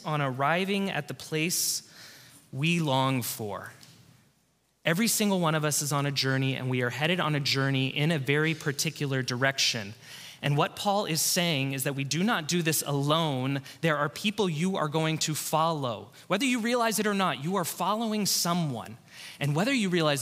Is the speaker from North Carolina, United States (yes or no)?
no; Covina, California, United States; Back at my home church, this is the church I grew up in Southern California, in Covina. I grew up at this church